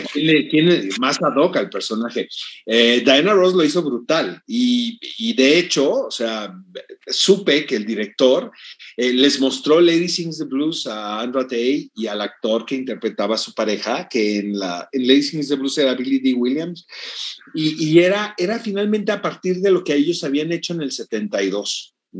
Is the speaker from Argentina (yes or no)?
no; Mexico; en mi país